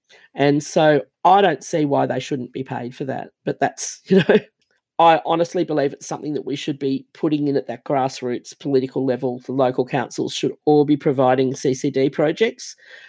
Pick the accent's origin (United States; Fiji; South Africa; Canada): Fiji; And I grew up, the very first part of my life, I was born in Fiji. I don't look Fijian because that's not my blood background